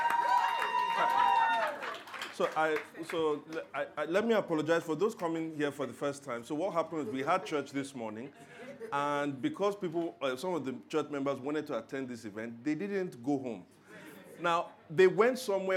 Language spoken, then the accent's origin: English; Lagos, Nigeria; I was born and raised in Lagos.